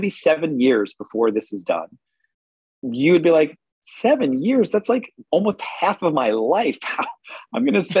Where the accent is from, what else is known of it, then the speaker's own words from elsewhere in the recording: New Hope, Pennsylvania, United States; also born or lived in Philadelphia, Pennsylvania; I grew up in New Hope. I was born in Philadelphia